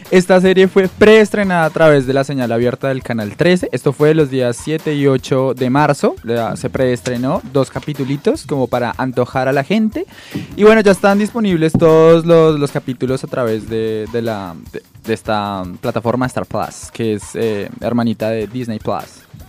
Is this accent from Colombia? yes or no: yes; Guasca, Cundinamarca, Colombia; now in Argentina; Yo crecí en la Huasca